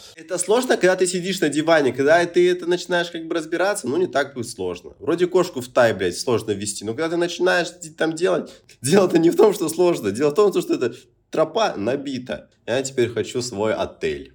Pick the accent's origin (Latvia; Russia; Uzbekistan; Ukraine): Russia; Murmansk, Murmansk Oblast; now in Phuket, Thailand; у себя дома в Мурманске